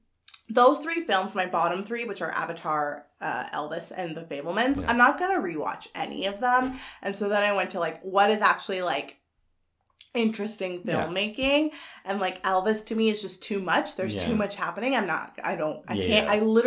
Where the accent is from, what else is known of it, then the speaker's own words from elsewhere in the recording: Canada; I'm Canadian.